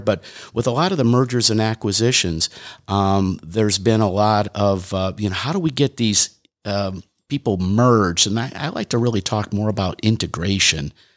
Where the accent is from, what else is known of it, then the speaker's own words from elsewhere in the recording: Detroit, Michigan, United States; I grew up in Detroit, Michigan